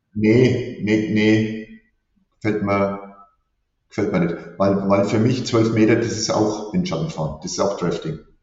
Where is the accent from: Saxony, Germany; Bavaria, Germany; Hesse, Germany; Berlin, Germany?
Bavaria, Germany; Teuschnitz; Ich komme gebürtig aus Teuschnitz, Oberfranken